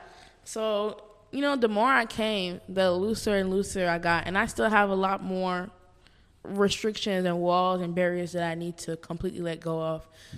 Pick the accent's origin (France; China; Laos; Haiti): Haiti; I was very Haitian Baptist when I first came to Nova.